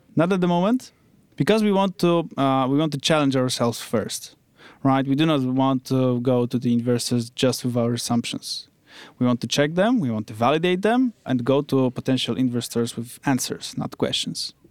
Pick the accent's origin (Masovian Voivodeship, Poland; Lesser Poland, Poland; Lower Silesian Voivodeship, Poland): Lower Silesian Voivodeship, Poland; Wrocław; I come from Wrocław. Uh, it's another city in Poland.